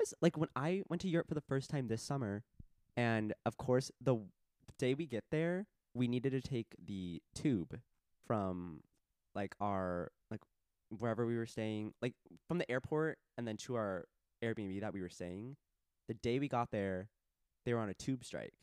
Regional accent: Arizona, United States; In my home state

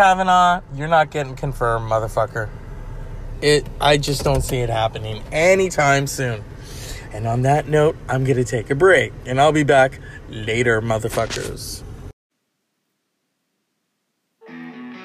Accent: Northern California, United States; I'm from Northern California

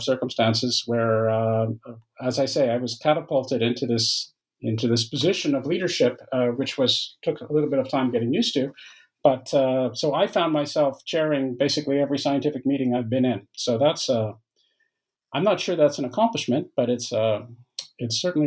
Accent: Canada; moved away as an adult; also born or lived in Waterloo, Ontario, Canada; now in France; I'm Canadian by origin, although I live in France now, but I've lived for many years in Canada

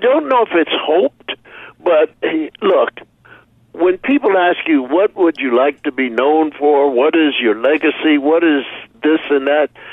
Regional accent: Philadelphia, Pennsylvania, United States; moved away; growing up in Philadelphia

